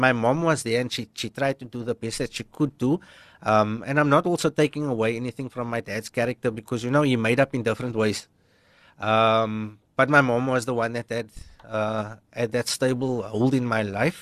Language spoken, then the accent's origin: English; Cape Town, Western Cape, South Africa; We grew up in Bridgetown